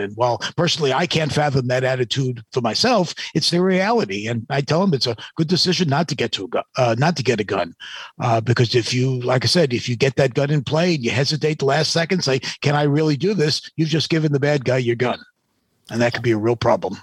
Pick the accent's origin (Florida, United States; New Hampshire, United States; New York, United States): New Hampshire, United States; I grew up in New Hampshire.